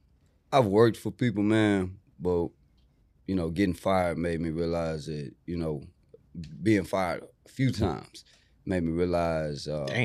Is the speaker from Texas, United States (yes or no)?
yes; Houston, Texas, United States; also born or lived in Acres Home, Houston; I grew up in Studewood, moved to Acres Home in 98.